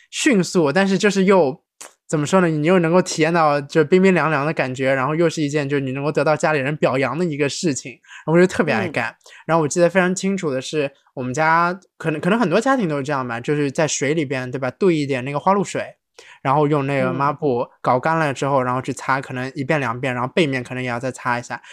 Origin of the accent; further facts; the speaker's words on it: Shanghai, China; moved away; 这个土生土长上海人